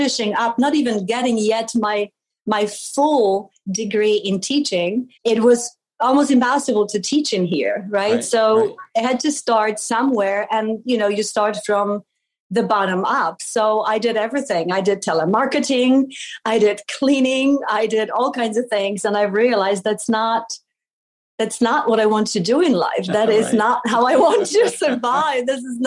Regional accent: Poland; moved away; I was born in Poland many, many years ago. It was still a communist country. So my childhood was a little bit of, you know, black and white and gray because of the mood in the country.

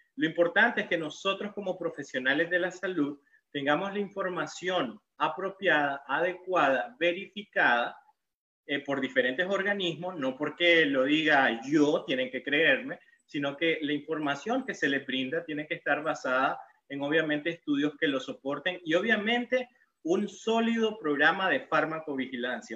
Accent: León, Nicaragua; yo soy de Nicaragua, eh, vengo de la ciudad colonial de León, la ciudad más bonita de Nicaragua

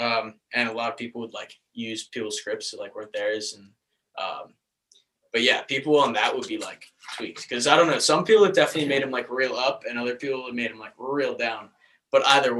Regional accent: Baltimore, Maryland, United States; moved away; I was from Baltimore

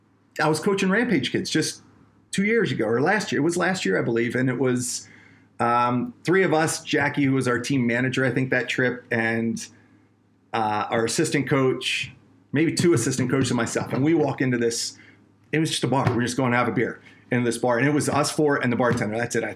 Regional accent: Colorado, United States; These guys are from Canada. We're from Colorado.

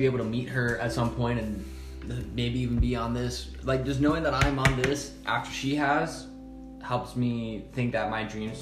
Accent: Heber City, Utah, United States; also born or lived in New York / Midway; I'm originally from Hebert, but I now live partially in New York and then partially in Midway.

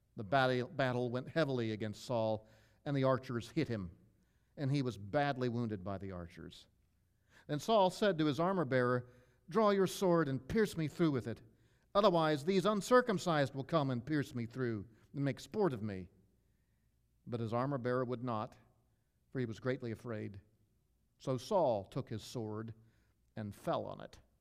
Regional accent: Maryland, United States; moved away; I grew up in Maryland

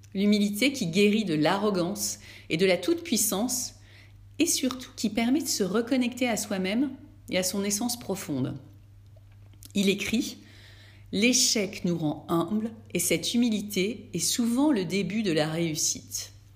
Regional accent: France; chez nous, en France

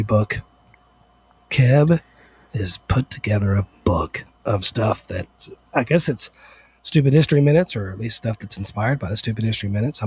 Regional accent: Bowie, United States; when I was growing up in Bowie

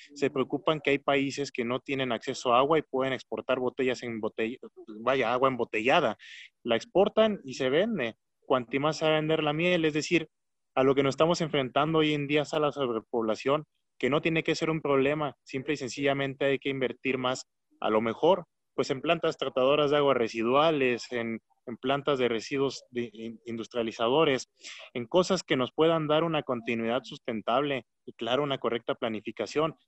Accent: Michoacán, Mexico; aunque somos michoacanos

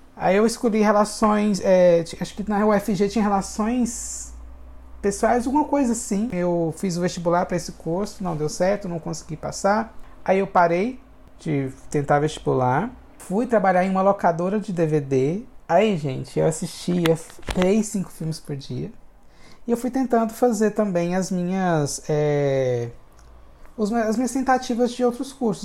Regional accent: Hidrolândia, Goiás, Brazil; Eu nasci em Goiás, sou goiano de nascimento e fui criado em Hidrolândia, que é uma cidade. Minha primeira infância foi em Hidrolândia

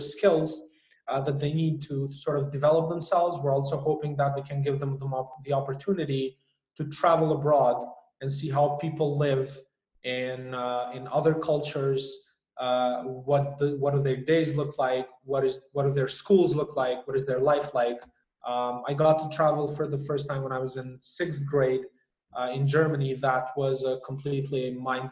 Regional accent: Albania; now in Kosovo; I was born in Albania, so I have an Albanian passport

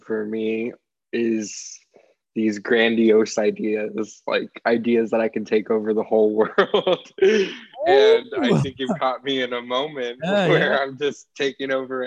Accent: Texas, United States; I am from Texas in the United States

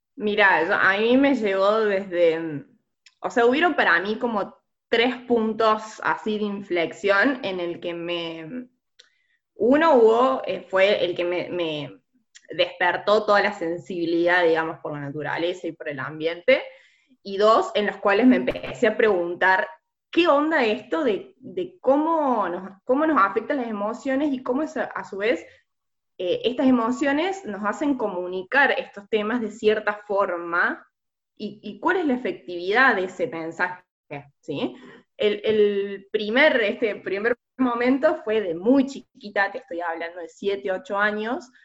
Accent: Córdoba, Argentina; soy de Córdoba

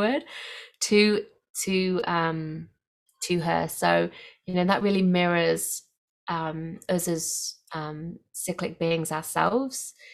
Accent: England, United Kingdom; now in Australia; I grew up in England where we have for very clear, distinctive seasons

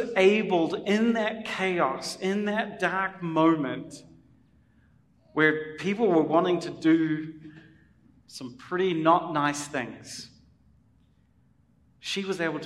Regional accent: New Zealand; as a New Zealander coming

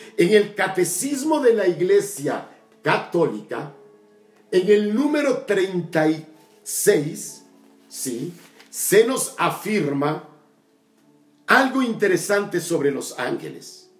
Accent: Tabasco, Mexico; mi tierra Tabasco, mi querido Macuspana

